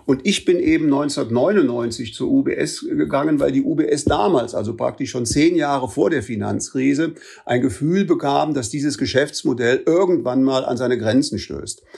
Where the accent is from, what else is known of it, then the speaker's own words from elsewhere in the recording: Bonn, North Rhine-Westphalia, Germany; also born or lived in Switzerland; ich bin gebürtiger Bonner, meine Frau auch. Äh, also praktisch, ich bin hier zur Schule gegangen